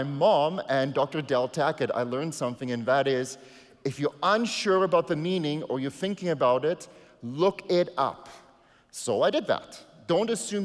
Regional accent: South Africa; first language Afrikaans; English is a second language; now in Canada; I came to Canada, I had to surrender my South African citizenship to become a Canadian

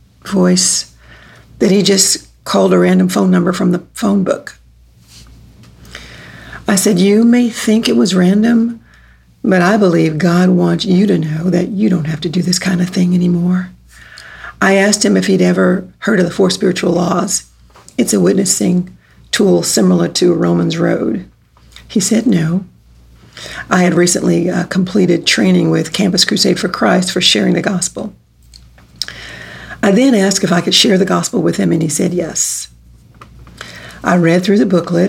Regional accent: Texas, United States; also born or lived in New York City / St. Louis, Missouri; now in Kansas City, United States; I was born in Texas, and I've lived in New York City, St. Louis, Missouri, and for the past 2 years, here in Kansas City

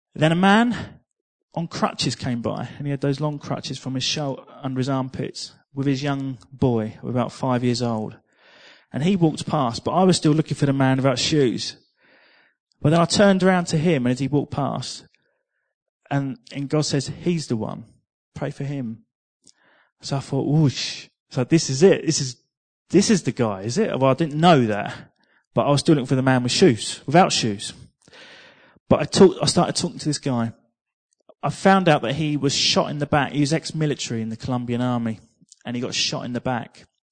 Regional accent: England, United Kingdom; I'm from England

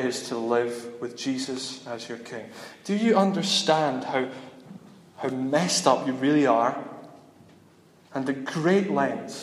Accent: Dundee, Scotland, United Kingdom; I'm from Dundee

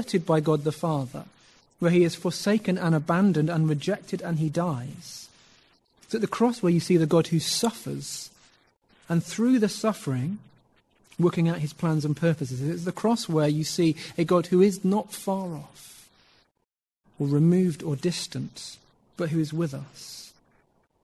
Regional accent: United Kingdom; being British

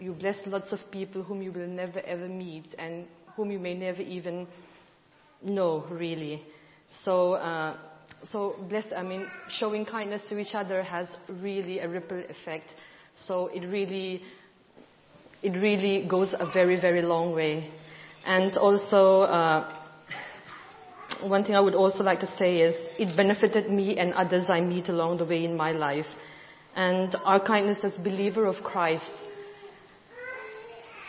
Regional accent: India; I'm from India

